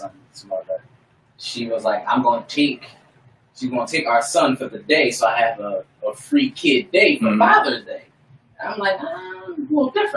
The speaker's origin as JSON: {"language": "English", "town": "Port St. Lucie", "region": "Florida", "country": "United States", "moved": "yes", "said": "I'm from Florida, y'all, but I'm not from Panama City."}